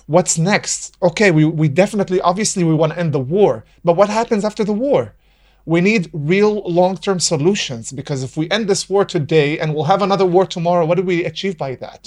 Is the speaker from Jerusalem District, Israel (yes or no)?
no; Nazareth, Northern District, Israel; also born or lived in Virginia, United States; I was born and raised in Nazareth